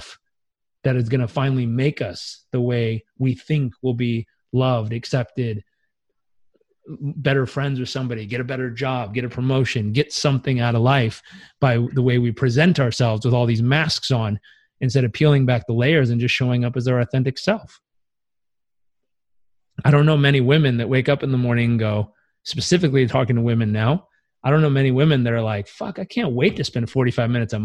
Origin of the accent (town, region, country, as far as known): United States